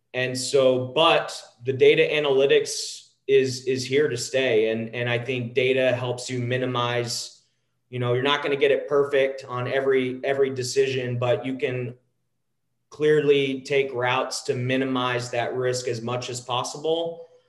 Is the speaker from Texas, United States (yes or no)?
yes; a small town outside of Dallas, Texas, United States; I grew up in a small town outside of uh, outside of Dallas, Texas.